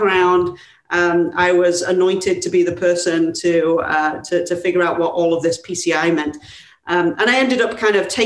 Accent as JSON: {"language": "English", "region": "England", "country": "United Kingdom", "moved": "as an adult", "said": "as you can tell by my not so California accent, I'm from England originally"}